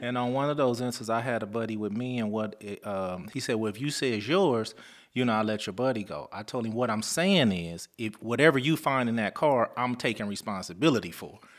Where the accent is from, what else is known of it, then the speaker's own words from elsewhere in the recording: Lynwood, California, United States; also born or lived in Compton; growing up in the Linwood Compton area.